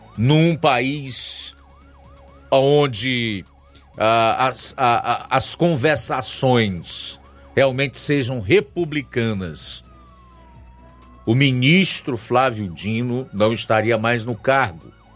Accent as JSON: {"language": "Portuguese", "region": "Ceará", "country": "Brazil", "said": "como cearenses que somos e vivemos neste solo, nestas plagas"}